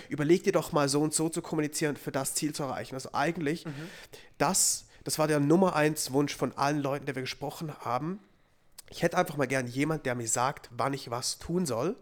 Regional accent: Zurich, Switzerland; moved away; Ich war jetzt auch schon dreimal zurück in Zürich

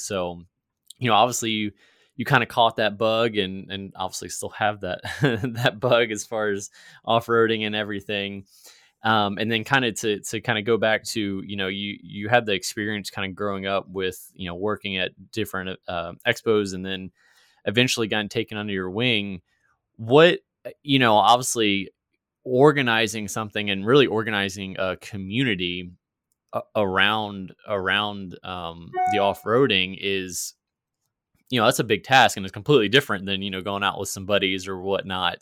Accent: Virginia, United States; moved away; I'm actually originally from Virginia, not West Virginia

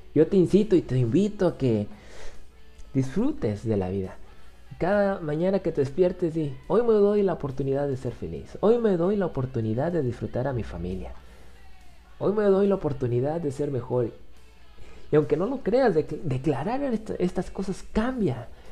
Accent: Mexico; soy de México

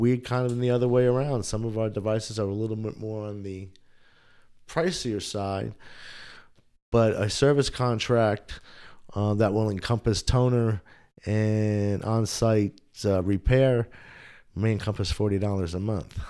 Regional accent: New Windsor, New York, United States; moved away as an adult; also born or lived in Bronx, New York / Rochester, New York / Brockport, New York / Buffalo, New York; now in Somerville, United States; lived upstate for a while, um, in, in a town just north of West Point, near the military academy, a little town called New Windsor. I grew up, uh, there

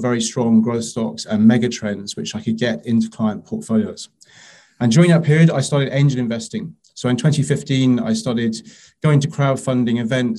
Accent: London, United Kingdom; moved away as an adult; also born or lived in Paris; I'm a Londoner, I'm born and bred

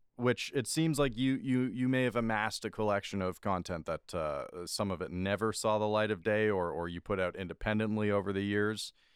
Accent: Scarborough, Ontario, Canada; growing up in Scarborough

